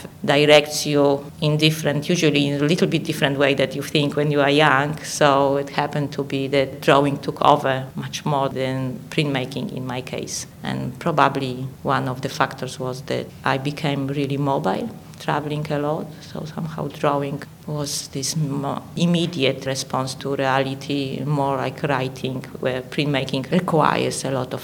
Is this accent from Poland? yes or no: yes; Poland; English is a second language; moved away as an adult; now in Australia; I was born and educated in Poland